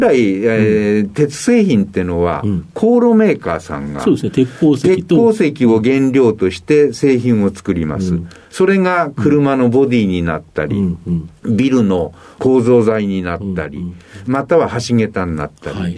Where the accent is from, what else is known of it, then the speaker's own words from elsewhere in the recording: Hokuto, Yamanashi, Japan; 山梨県北杜市という